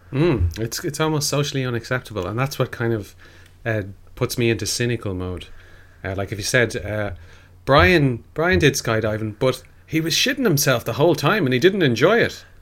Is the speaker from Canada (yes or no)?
no; Ireland; being an Irish person